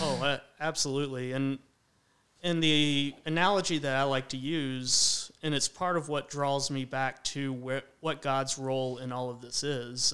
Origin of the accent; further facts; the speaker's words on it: Roanoke, Virginia, United States; also born or lived in Radford, Virginia; I grew up in the Roanoke area